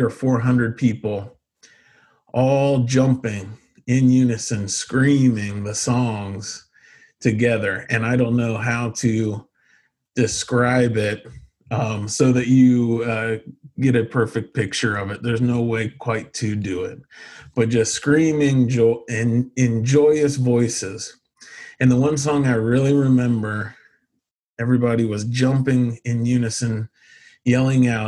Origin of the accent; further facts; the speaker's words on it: Ohio, United States; I grew up in Ohio in a Christian home